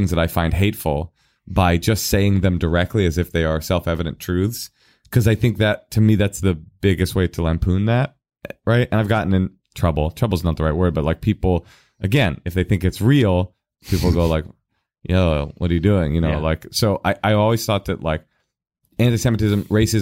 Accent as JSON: {"language": "English", "town": "Oakland", "region": "California", "country": "United States", "tie": "born or raised there", "said": "I am the kid that was raised in Oakland, in Oakland public schools"}